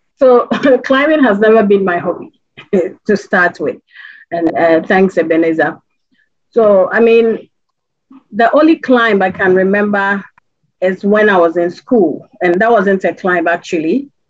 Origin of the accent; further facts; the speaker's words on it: Ghana; as a Ghanaian